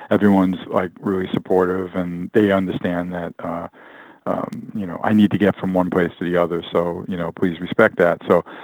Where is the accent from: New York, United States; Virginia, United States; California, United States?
New York, United States; the West Coast. So, and it's funny how you lose a little bit of that, you know, accent. But I think I'm always a New Yorker at heart.